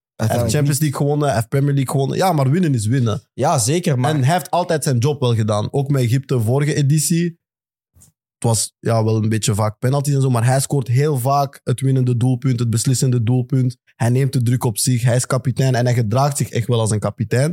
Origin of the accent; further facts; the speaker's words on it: Belgium; als Belgen